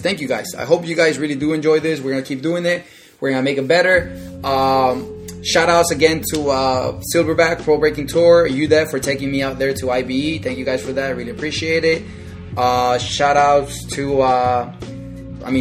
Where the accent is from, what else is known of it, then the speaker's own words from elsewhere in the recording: Florida, United States; I am from Florida